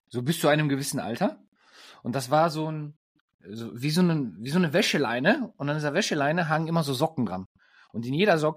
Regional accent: Germany; als Deutscher, ich bin ja, ähm, wie man schon in den, oder wenn, wenn ihr uns zugehört habt oder wenn ihr uns schon länger verfolgt, ähm, bin ich des Öfteren mal, ähm, als ich noch in Deutschland gewohnt habe, in Österreich ähm, zum Skifahren unterwegs gewesen.

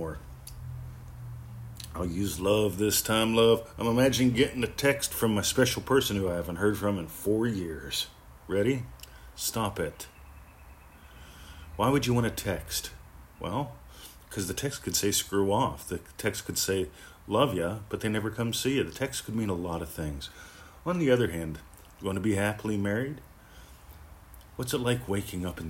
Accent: Pennsylvania, United States; also born or lived in Florida; now in Australia; I grew up in Pennsylvania

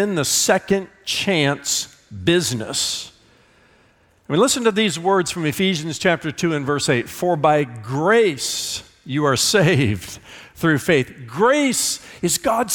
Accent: Indiana, United States; I'm from Indiana

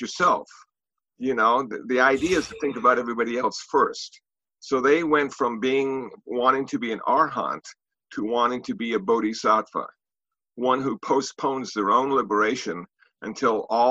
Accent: United States; also born or lived in Los Angeles; I'm an American Buddhist monk

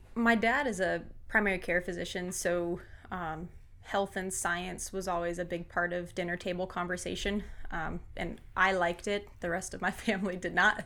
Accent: Fort Mill, South Carolina, United States; also born or lived in Ottawa, Canada / New Hampshire; we moved to Fort Mill, South Carolina when I was six. So grew up in South Carolina

